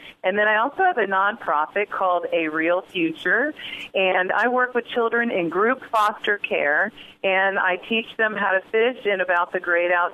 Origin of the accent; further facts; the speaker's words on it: Florida, United States; I was born and raised in Florida.